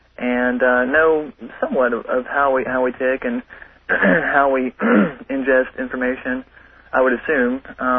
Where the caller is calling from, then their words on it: Nashville, Tennessee, United States; I'm calling from Nashville, Tennessee.